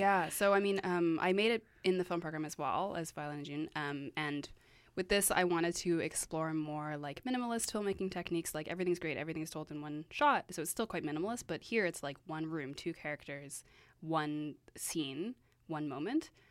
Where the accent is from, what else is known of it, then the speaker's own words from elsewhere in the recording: Vancouver, British Columbia, Canada; I am from Vancouver